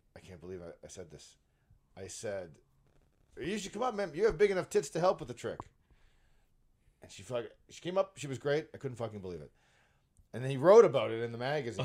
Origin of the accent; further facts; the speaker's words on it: Brampton, Ontario, Canada; I live in Brampton and I grew up in Brampton.